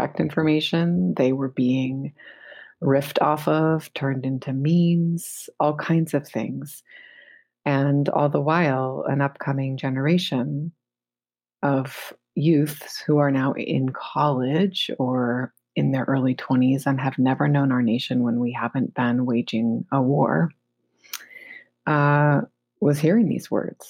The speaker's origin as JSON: {"language": "English", "country": "United States", "said": "because I'm an American"}